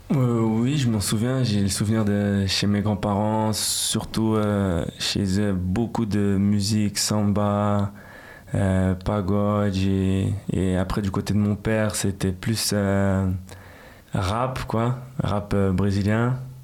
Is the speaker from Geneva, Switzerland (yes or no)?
yes; Geneva, Switzerland; French is a second language; also born or lived in São Paulo, Brazil; je suis genevois parce que voilà j'ai grandi aussi ici